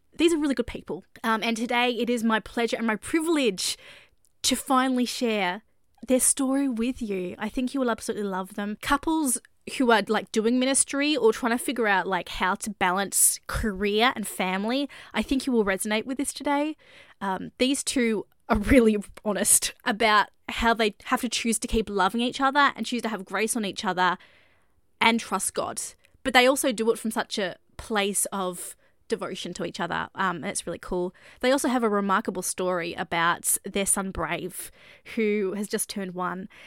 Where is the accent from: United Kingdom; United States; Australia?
Australia; moved away; I'm an Aussie expat